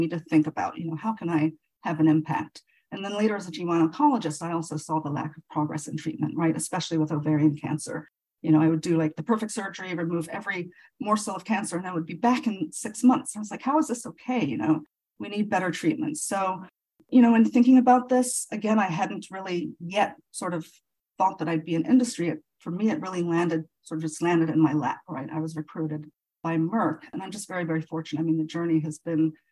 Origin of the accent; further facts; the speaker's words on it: Nigeria; moved away as an adult; now in United States; I was actually born and raised in Nigeria